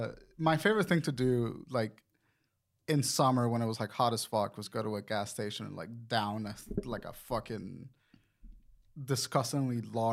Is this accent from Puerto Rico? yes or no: yes; Puerto Rico; moved away; I'm from Puerto Rico, so like our summers were like 110 degree summers.